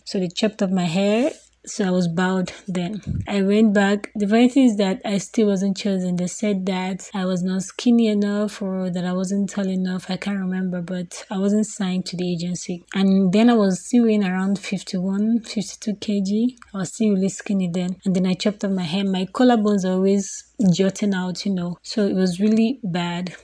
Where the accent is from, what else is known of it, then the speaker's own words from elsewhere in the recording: Nigeria; I'm 25 years old. I'm from Nigeria